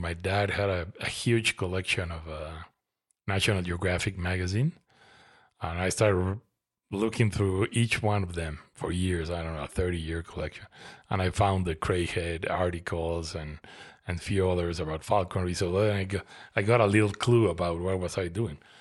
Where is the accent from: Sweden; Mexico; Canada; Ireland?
Mexico; Mexico City; moved away as an adult; now in Toluca, Mexico; I grew up in Mexico City